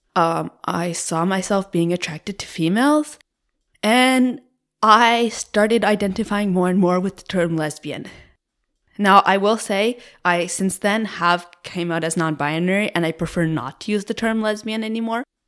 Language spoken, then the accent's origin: English; Cape Breton, Nova Scotia, Canada; moved away as an adult; now in Moncton, Canada; I am originally from Cape Breton in Nova Scotia. from a very, very small rural community about forty minutes away